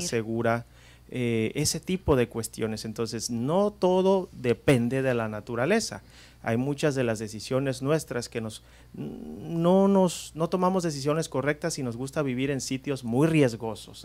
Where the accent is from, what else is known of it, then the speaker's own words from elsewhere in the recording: Guerrero, Mexico; nosotros los que somos de Guerrero, especialmente de la costa, pues estamos acostumbrados a los temblores